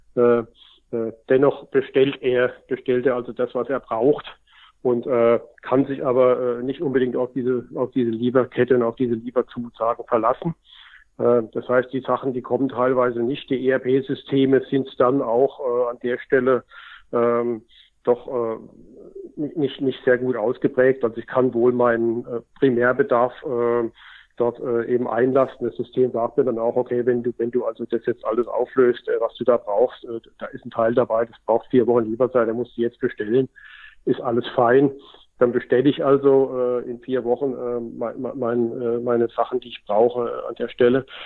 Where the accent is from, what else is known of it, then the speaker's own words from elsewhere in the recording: Germany; als Deutsche